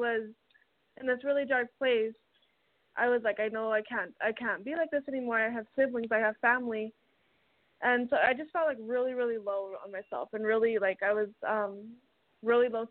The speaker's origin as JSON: {"language": "English", "town": "Albuquerque", "region": "New Mexico", "country": "United States", "said": "I am originally from Albuquerque, New Mexico"}